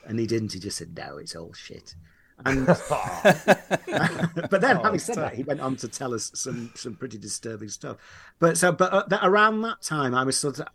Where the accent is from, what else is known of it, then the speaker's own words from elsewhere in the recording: Leeds, Yorkshire and the Humber, United Kingdom; I grew up in Yorkshire, in Leeds